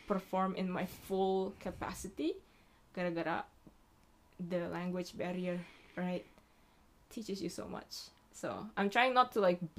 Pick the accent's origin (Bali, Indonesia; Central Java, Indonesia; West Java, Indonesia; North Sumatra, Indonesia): Bali, Indonesia; moved away as an adult; now in Japan; I'm half Japanese tapi gue besarnya di Indo gue besarnya mm. di hmm. Bali terus sampai mm. SMA gue SMA negeri